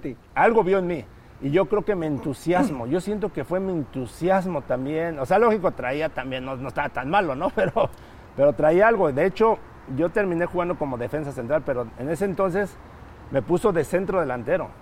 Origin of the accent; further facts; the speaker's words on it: Texcoco, State of Mexico, Mexico; yo soy del Estado de México, de, Texcoco, cerca de, la capital